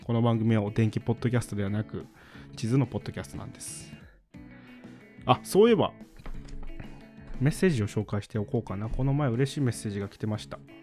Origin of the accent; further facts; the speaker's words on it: Kansai, Japan; 僕は関西人なので